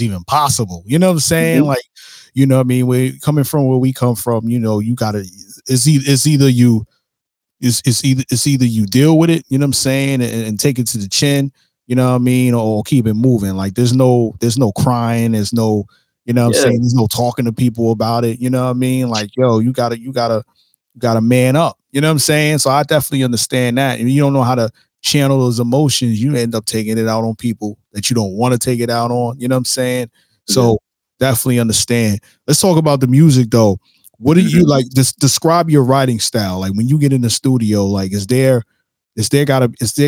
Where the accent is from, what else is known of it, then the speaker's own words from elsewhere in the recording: New York City, New York, United States; I'm a fellow New Yorker. I'm from Brooklyn